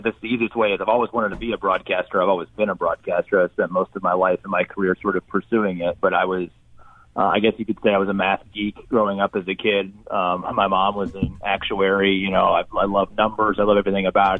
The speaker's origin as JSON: {"language": "English", "region": "Indiana", "country": "United States", "said": "I'm from Indiana. I still live here, so basketball is king"}